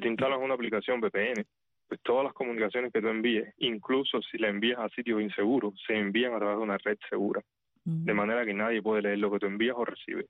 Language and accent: Spanish; Havana, La Habana, Cuba; moved away as an adult; also born or lived in Santiago de Cuba; now in United States; Yo soy de crecido y nacido en La Habana, aunque mi papá es de Santiago de Cuba